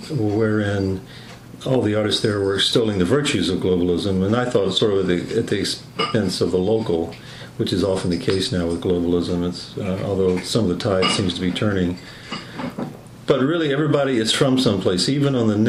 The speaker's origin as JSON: {"language": "English", "region": "Mississippi", "country": "United States", "tie": "born or raised there", "moved": "yes", "lives_now": "Atlanta, United States", "said": "I'm now from Mississippi"}